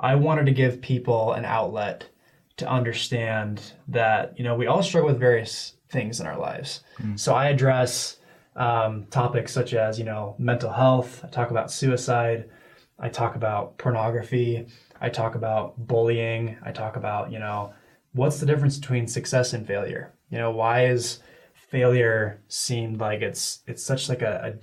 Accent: Connecticut, United States; moved away; I grew up in Connecticut. That's where I was raised

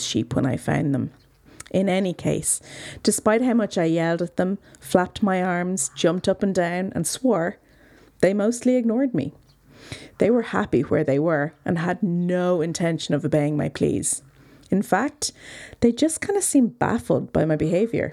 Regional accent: Dublin, Leinster, Ireland; also born or lived in South County Wicklow, Ireland; now in County Wicklow, Ireland; I'm originally from Dublin

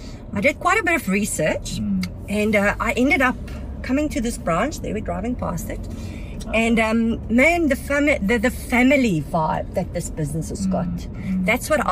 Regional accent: Cape Town, Western Cape, South Africa; moved away as an adult; I'm from Cape Town

